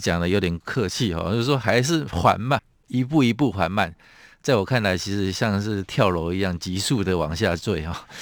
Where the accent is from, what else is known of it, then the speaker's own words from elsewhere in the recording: Taiwan; 我们台湾人民